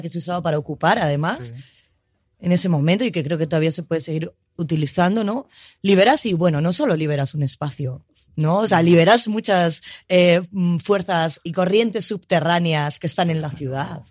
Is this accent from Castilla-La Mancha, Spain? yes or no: no; Madrid, Community of Madrid, Spain; yo como madrileña, ¿vale? Y como madrileña que no tiene pueblo, ¿no? De familia de Madrid, sí